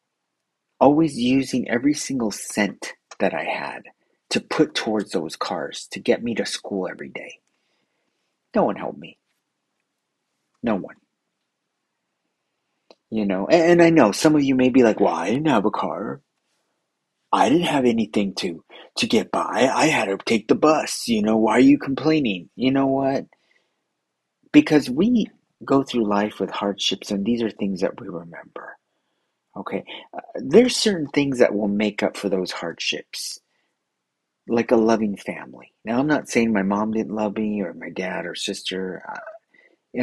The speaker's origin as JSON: {"language": "English", "country": "United States", "said": "I'm American"}